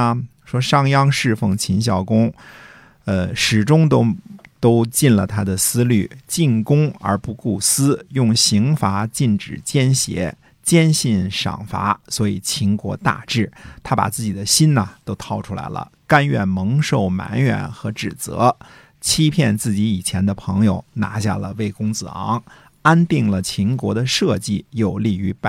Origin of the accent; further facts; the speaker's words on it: Hunan, China; 你湖南的，我也湖南的，对吧？